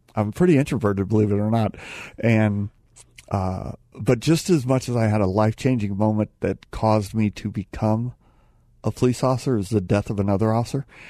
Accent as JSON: {"language": "English", "town": "Phoenix", "region": "Arizona", "country": "United States", "said": "I'm from Phoenix"}